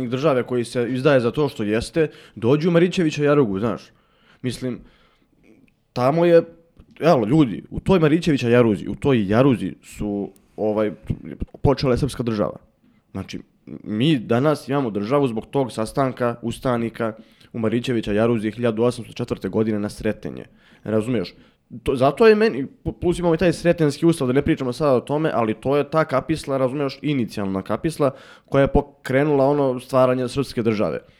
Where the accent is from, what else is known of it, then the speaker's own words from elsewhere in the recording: Bukovik, Šumadija, Serbia; ja sam iz, iz Bukovika